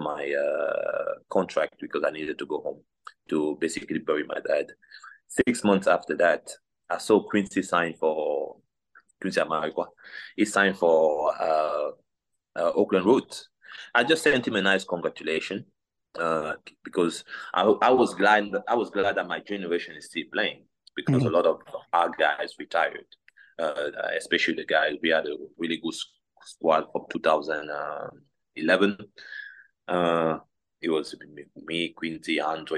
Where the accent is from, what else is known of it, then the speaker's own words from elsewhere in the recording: Cameroon; English is a second language; moved away as an adult; now in United States; growing up in Cameroon